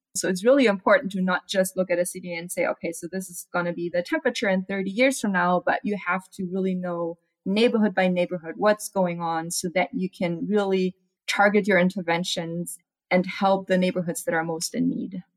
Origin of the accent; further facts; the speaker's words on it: Germany; now in Arizona, United States; I'm from Germany